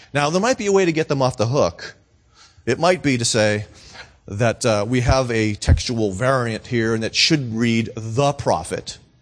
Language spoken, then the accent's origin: English; Lawrence, Massachusetts, United States; moved away; also born or lived in Florida; Lawrence, Massachusetts